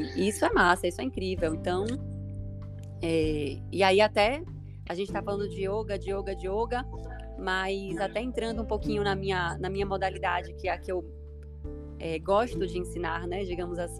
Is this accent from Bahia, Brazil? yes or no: yes; Bahia, Brazil; sou baiana